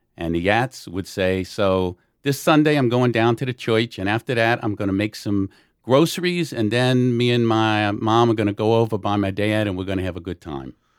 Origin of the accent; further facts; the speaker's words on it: New Orleans, Louisiana, United States; now in Long Island, United States; I'm from New Orleans